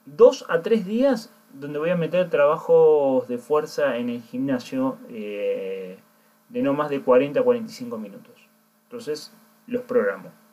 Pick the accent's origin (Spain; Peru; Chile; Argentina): Argentina; Córdoba; now in Bandon, Ireland; la ciudad donde yo soy, que soy de Córdoba